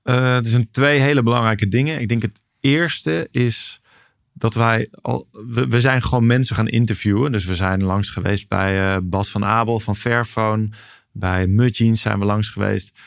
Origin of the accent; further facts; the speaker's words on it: Nijmegen, Gelderland, Netherlands; also born or lived in Maastricht; voor mijn tweede zijn we verhuisd naar Nijmegen. Dus daar ben ik echt opgegroeid